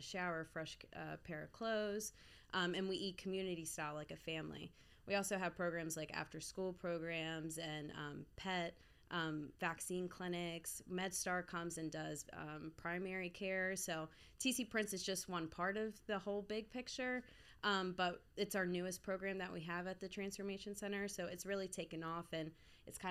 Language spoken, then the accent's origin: English; Baltimore, Maryland, United States; also born or lived in Florida / Nashville, Tennessee; I'm from South Baltimore and grew up downtown.